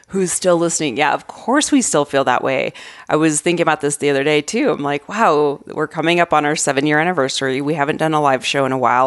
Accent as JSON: {"language": "English", "region": "Arizona", "country": "United States", "tie": "born or raised there", "moved": "as an adult", "lives_now": "Colorado, United States", "said": "I grew up in Arizona."}